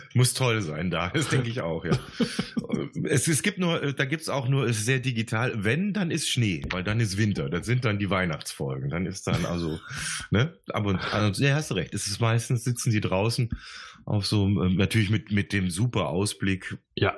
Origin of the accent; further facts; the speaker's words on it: Gummersbach, North Rhine-Westphalia, Germany; moved away as an adult; now in Bavaria, Germany; ich komme ja gebürtig aus dem Oberbergischen, ich komme aus Ach, Gummersbach